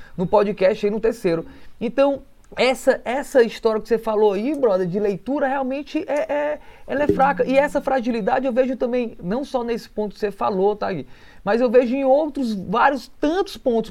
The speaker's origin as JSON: {"language": "Portuguese", "town": "Canindé", "region": "Ceará", "country": "Brazil", "tie": "born or raised there", "moved": "yes", "said": "eu que cresci embaixo de mangueiras, então uma fotografia que possa ter uma mangueira frutosa grande já me remete à minha infância incondicionalmente, direto, já me leva lá para o meu interior do Ceará, ali para Canidé"}